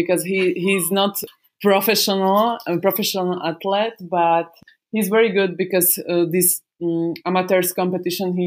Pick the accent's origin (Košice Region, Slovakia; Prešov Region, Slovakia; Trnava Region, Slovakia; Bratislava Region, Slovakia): Trnava Region, Slovakia; Šamorín; I'm from Chamorin